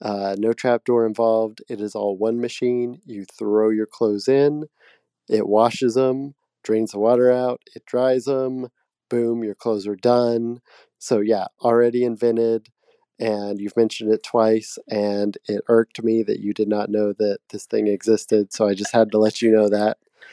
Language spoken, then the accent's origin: English; Tennessee, United States; I'm from Tennessee.